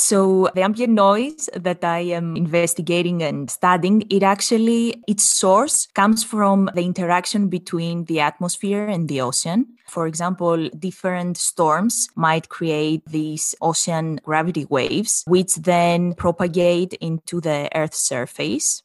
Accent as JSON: {"language": "English", "country": "Greece", "moved": "yes", "said": "we come from Greece, both of us"}